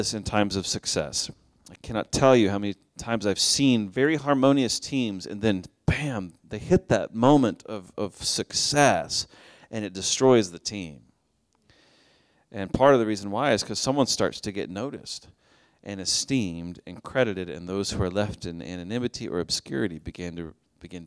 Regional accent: Oklahoma, United States; now in Chicago, United States; I grew up in Oklahoma

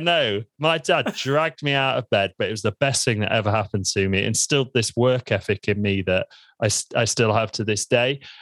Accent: Lincoln, East Midlands, United Kingdom; I'm from Lincoln. I was born in Lincoln in the United Kingdom, and I absolutely love it here.

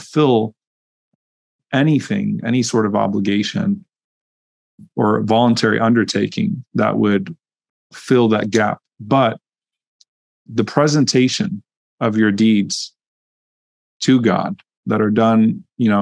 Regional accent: Louisiana, United States; I grew up in Louisiana

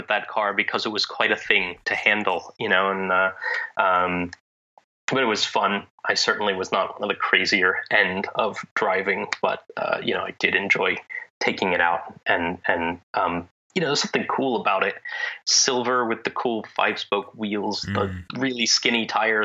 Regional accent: Pennsylvania, United States; also born or lived in Italy; In Pennsylvania, where I grew up

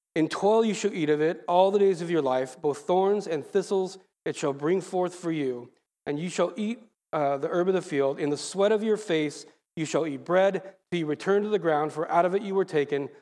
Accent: Lake Forest, California, United States; I grew up in El Toro, Mission Viejo area, Lake Forest now, they changed the name

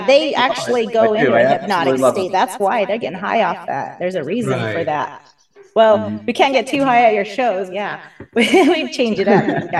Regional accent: Helper, Utah, United States; also born or lived in Price, Utah / Kenilworth, Utah; Cousins live in Wellington. I was living in Helper. I was born in Price, living in Helper. So everywhere from Helper to Kenilworth.

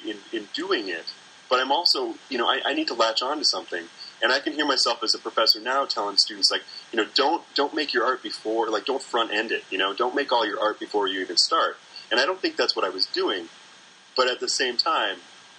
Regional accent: North Midwest, United States; I do identify with being a North Midwesterner

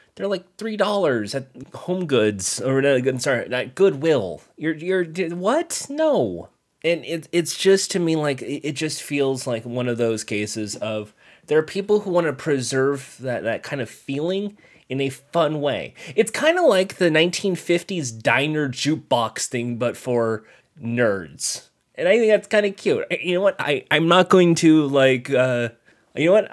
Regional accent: Ventura County, California, United States; I grew up in the Ventura County area

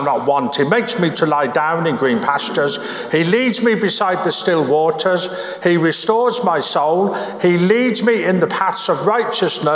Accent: Birmingham, West Midlands, United Kingdom; Where I grew up in Birmingham

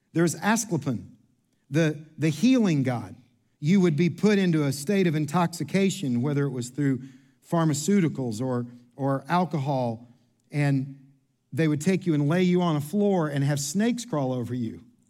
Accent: Kentucky, United States; I'm from Kentucky.

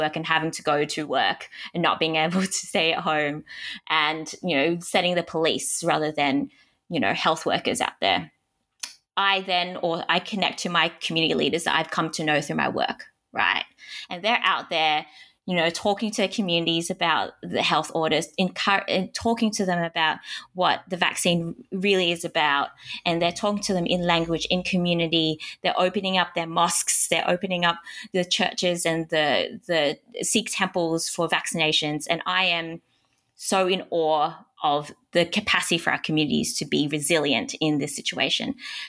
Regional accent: Hong Kong; born there; moved away; And I was born in Hong Kong in a refugee camp, and I found my way here.

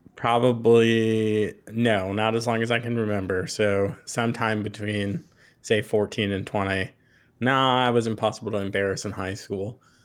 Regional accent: Long Island, New York, United States; I'm from Long Island, so I'm not a farm person at all

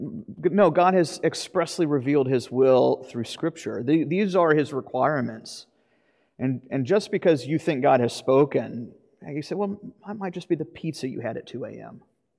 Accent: Florida, United States; But I grew up in Florida.

